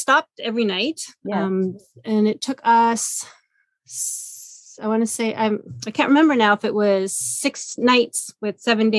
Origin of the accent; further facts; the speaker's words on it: Ottawa, Ontario, Canada; moved away as an adult; also born or lived in Montreal / Vancouver Island; So I did grow up in Ottawa. I was born in Montreal, grew up in Ottawa. I left for close to 20 years, lived on Vancouver Island with my first husband. Our kids were born there. And then I moved back here about 7 years ago.